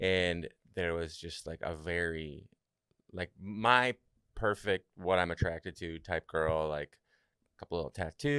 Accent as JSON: {"language": "English", "country": "Canada", "said": "I'm from Canada, and I had to go back home for a little while."}